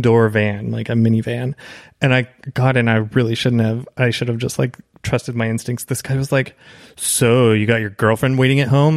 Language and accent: English; Canada; moved away as an adult; also born or lived in Toronto, Canada; now in Los Angeles, United States; as a Canadian